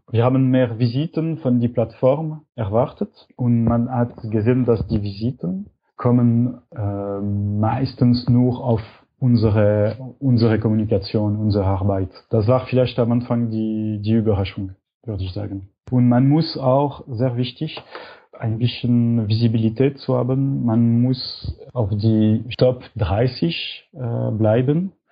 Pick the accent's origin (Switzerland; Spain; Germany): Switzerland; Und für uns als Schweizer ist Kickstarter noch nicht zur Verfügung.